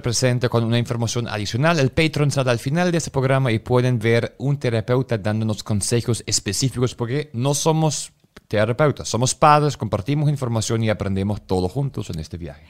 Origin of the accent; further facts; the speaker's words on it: Germany; como alemán